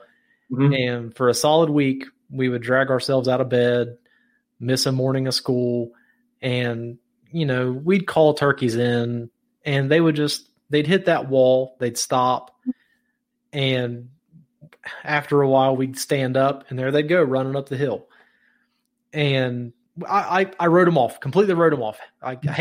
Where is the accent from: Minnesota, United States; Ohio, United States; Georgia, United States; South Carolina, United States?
Ohio, United States; moved away; I grew up in Ohio, in the Ohio River Valley